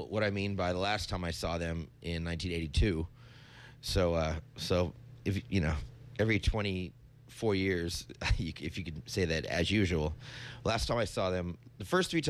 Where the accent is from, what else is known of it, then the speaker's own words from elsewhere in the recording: Boston, Massachusetts, United States; now in San Francisco, United States; I'm from Boston, Massachusetts originally.